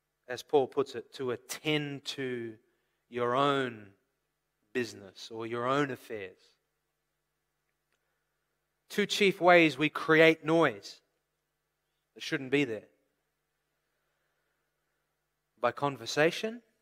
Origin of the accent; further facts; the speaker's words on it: Australia; moved away; also born or lived in California; I come from Australia originally, the land of bushfires.